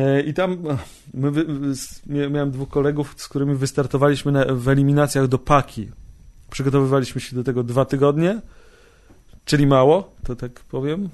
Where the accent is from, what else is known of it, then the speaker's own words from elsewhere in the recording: Bielsk Podlaski, Podlaskie Voivodeship, Poland; ja pochodzę z mm, miejscowości Bielsk Podlaski, 17100 jest kod